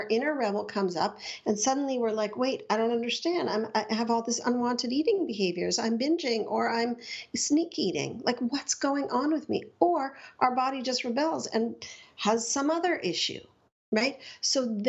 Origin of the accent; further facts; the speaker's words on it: Montreal, Quebec, Canada; I grew up in Montreal